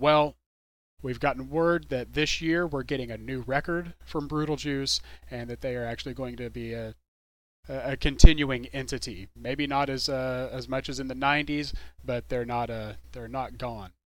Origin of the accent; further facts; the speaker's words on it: Dallas, Texas, United States; I'm from the DFW area. I'm from Dallas Fort Worth, and we really love our local music here in, in DFW